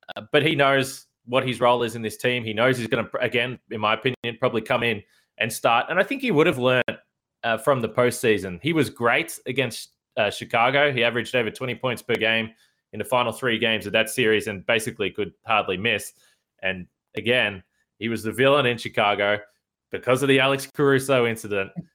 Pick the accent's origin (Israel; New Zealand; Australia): Australia; as an Australian